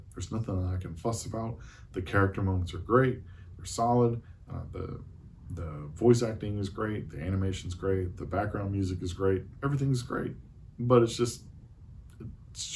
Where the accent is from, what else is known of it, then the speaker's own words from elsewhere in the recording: Eastern North Carolina, United States; I'm from Eastern North Carolina.